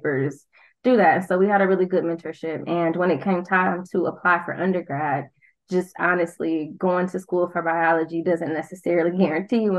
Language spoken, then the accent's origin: English; Milwaukee, Wisconsin, United States; also born or lived in Prairie View, Texas; I am a Milwaukee County native. I'm from Milwaukee in the city.